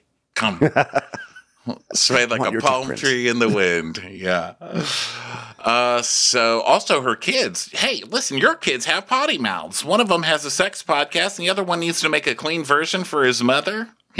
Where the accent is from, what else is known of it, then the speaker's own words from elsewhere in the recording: Texas, United States; Yeah. And she gets a gaming truck for the kids to play in, which I thought was funny because, you know, I'm from Texas.